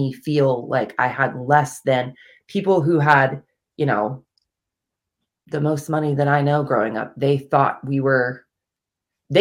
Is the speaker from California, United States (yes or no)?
no; Kansas City, Missouri, United States; moved away; I actually grew up in Kansas City, Missouri, so I'm not from the East Coast at all